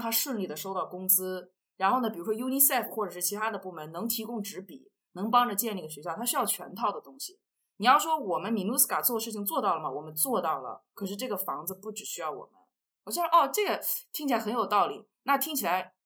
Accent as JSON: {"language": "Chinese", "country": "China", "moved": "as an adult", "lives_now": "Central African Republic", "said": "我作为一个中国人"}